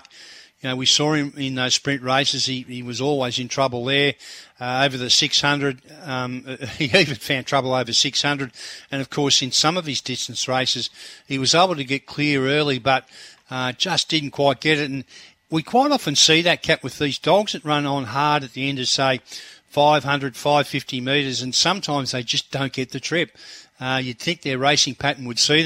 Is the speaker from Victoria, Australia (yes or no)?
no; Queensland, Australia; being a Queenslander